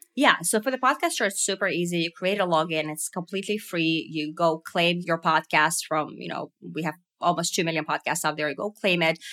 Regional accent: Finland; growing up in Finland

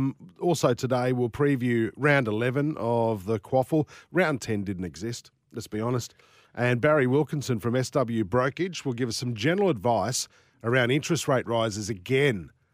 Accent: Sydney, New South Wales, Australia; moved away; I saw the change happen in Sydney when I was in primary school

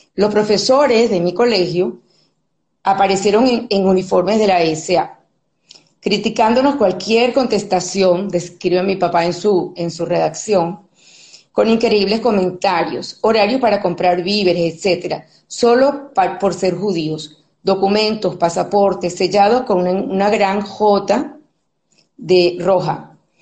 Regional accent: Venezuela; moved away as an adult; now in Spain; Me considero una venezolana de pura cepa, de corazón, hija de inmigrantes europeos

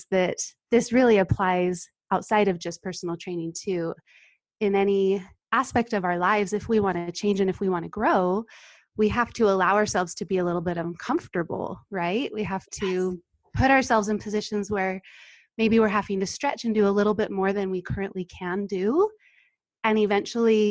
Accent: North Ogden, Utah, United States; I am from North Ogden, Utah. I live here with my husband

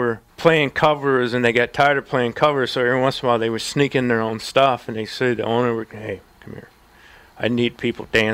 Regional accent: France; when I was growing up in France

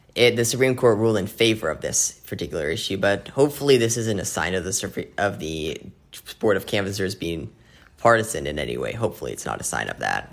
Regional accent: Phoenix, Arizona, United States; my hometown of Phoenix

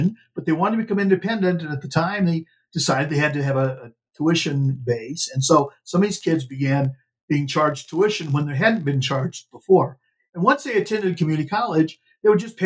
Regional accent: New Mexico, United States; my home state of New Mexico

